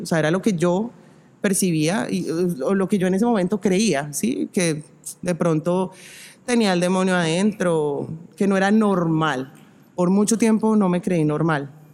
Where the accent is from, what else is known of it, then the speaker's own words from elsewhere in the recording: Zipaquirá, Cundinamarca, Colombia; cuando vivíamos eh, en la primera casa donde vivimos en Zipaquirá, yo soy de Zipaquirá